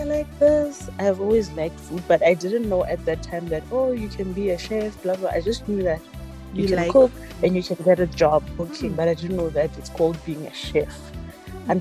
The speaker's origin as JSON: {"language": "English", "town": "Botshabelo", "region": "Free State", "country": "South Africa", "also_born_or_lived": "Bloemfontein / Cape Town", "said": "I'm originally from Botshabelo. It is a township in the Free State."}